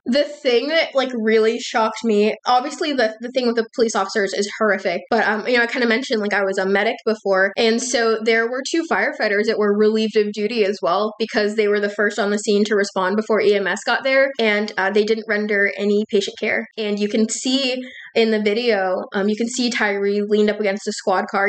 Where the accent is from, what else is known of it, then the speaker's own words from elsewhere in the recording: Texas, United States; now in North Carolina, United States; I'm originally from Texas, um, but I live in North Carolina now